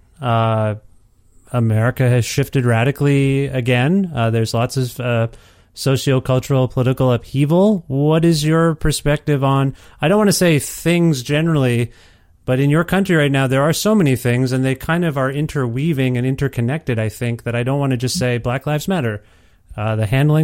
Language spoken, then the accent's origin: English; Canada; as a Canadian